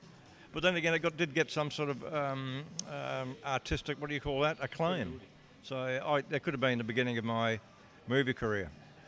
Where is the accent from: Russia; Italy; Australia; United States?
Australia; New South Wales; I'm in South Wales, and that's pretty ironic, because back home I come from New South Wales